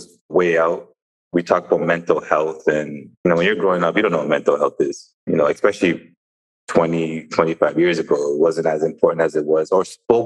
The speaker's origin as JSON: {"language": "English", "town": "Brampton", "region": "Ontario", "country": "Canada", "tie": "born or raised there", "moved": "yes", "said": "I'm from Toronto. I tell that to people who aren't from the area, but people that are familiar with the area, I'm from a place called Brampton, which is west of downtown Toronto"}